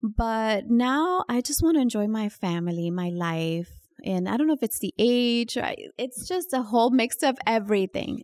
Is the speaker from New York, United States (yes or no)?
yes; New York, United States; also born or lived in Dominican Republic / Queens, New York; growing up in New York and Washington Heights